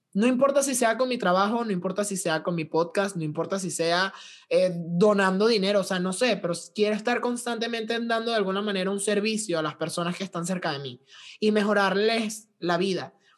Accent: Valencia, Carabobo, Venezuela; now in Veracruz, Mexico; cómo se movía la sociedad valenciana en Venezuela, de donde yo vengo

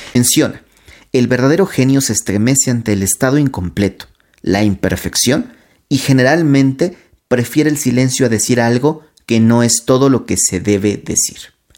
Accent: Mexico; de toda esta cultura que hemos creado nosotros también como, como mexicanos

